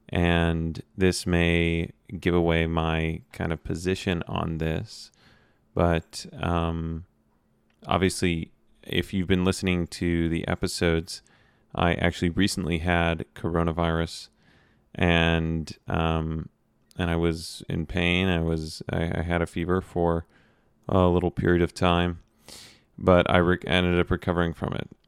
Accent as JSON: {"language": "English", "country": "United States", "said": "me being an American"}